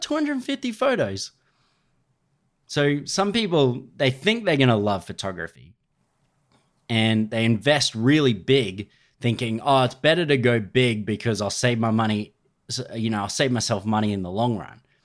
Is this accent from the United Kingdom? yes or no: no; Australia; I'm Australian.